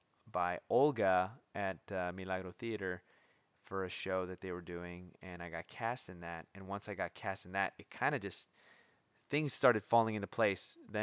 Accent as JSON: {"language": "English", "town": "San Pedro", "region": "California", "country": "United States", "lives_now": "Portland, United States", "said": "Southern California, San Pedro by Long Beach."}